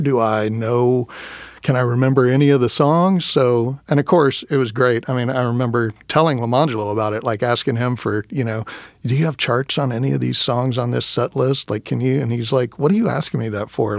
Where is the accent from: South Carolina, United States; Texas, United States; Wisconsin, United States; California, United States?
Texas, United States; Round Rock; moved away; also born or lived in Austin, Texas; I grew up in Texas.